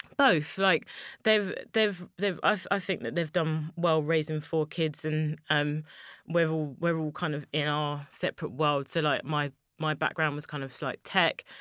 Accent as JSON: {"language": "English", "region": "London", "country": "United Kingdom", "tie": "born or raised there", "said": "I'm a black woman from East London, born and raised in Poplar"}